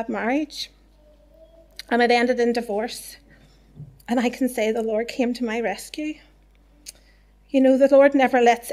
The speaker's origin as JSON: {"language": "English", "area": "Whitewell", "region": "Northern Ireland", "country": "United Kingdom", "tie": "born or raised there", "also_born_or_lived": "Lisburn", "said": "I was brought up in Whitewell"}